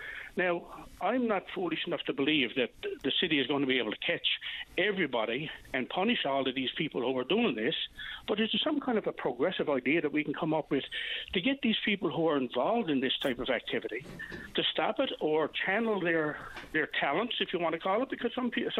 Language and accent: English; Newfoundland outport, Newfoundland and Labrador, Canada; Now, I'm not from St. John's. I'm out of town. I'm a Bayman. But I'm a Bayman who loves our capital city.